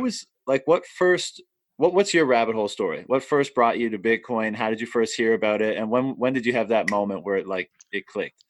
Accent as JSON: {"language": "English", "country": "Canada", "tie": "born or raised there", "moved": "as an adult", "said": "in my hometown, uh, yeah. and I've been living away for a long time, but I'm here now"}